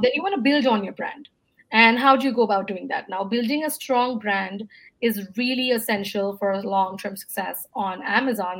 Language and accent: English; India; moved away as an adult; also born or lived in Singapore / Dubai / United States; before moving back to my home country, India, I was in the US for about five years